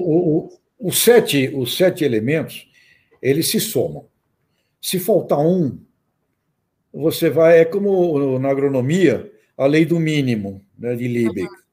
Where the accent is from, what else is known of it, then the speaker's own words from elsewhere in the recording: Santos, São Paulo, Brazil; eu nasci em Santos, só fui andar pelo campo já depois de, de um tempo, é, com, meu, com 23 anos de idade